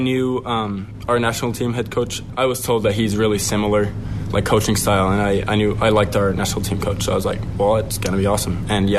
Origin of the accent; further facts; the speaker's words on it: Finland; Sure. I mean, it's a small, well, I guess kind of big country, but compared to the U.S., it's small. We only have 5.5 million people, so population small for sure.